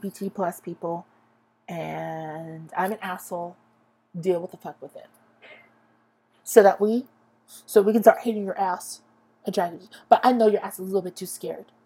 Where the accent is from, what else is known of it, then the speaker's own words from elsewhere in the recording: Lindsay, California, United States; I'm born a Lindsayite, and I am a Lindsayite to the day I freaking